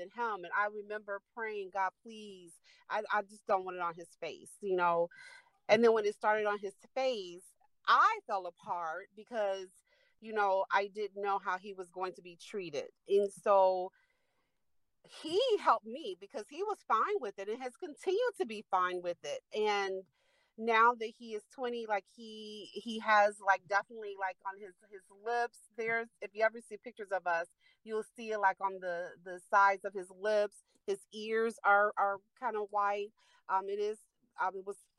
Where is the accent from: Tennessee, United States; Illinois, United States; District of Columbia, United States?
Illinois, United States; Chicago; moved away as an adult; now in Kankakee, United States; I live in Kankakee. I'm from Chicago, but live in Kankakee.